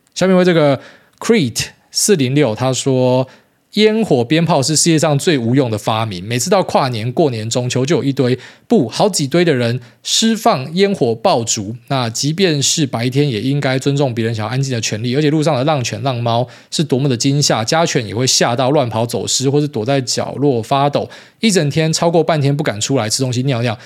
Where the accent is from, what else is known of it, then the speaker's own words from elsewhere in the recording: Taiwan; 身为台湾人呢